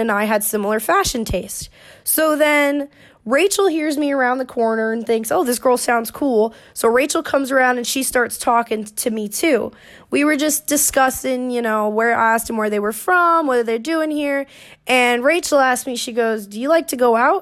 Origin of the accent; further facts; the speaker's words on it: Orlando, Florida, United States; I was born and raised in Orlando, Florida